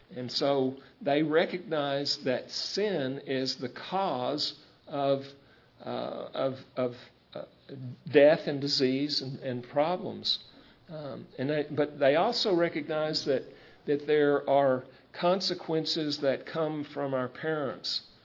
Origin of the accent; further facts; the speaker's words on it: United States; we're American citizens